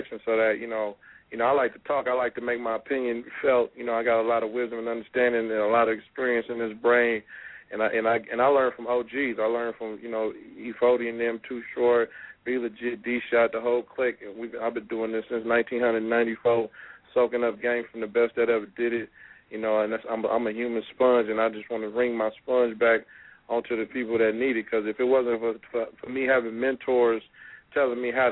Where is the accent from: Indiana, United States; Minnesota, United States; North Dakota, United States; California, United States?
California, United States; the Bay Area; now in Sacramento, United States; I'm from the Bay anyway, originally, you know, born and raised